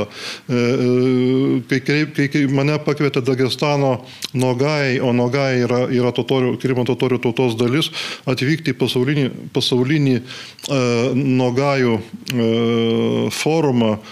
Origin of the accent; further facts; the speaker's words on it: Butrimonys, Alytus County, Lithuania; aš gimiau būti Rimonyse